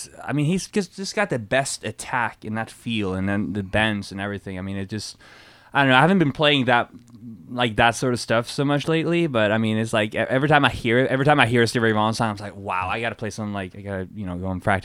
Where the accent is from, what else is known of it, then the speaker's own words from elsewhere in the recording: Bergen, Vestland, Norway; moved away as an adult; now in Los Angeles, United States; I was born in Bergen, which is on the west coast, and I moved to LA to go to MI.